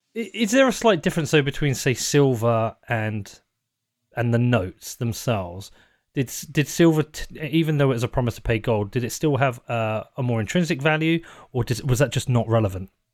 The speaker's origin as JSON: {"language": "English", "country": "United Kingdom", "said": "being British"}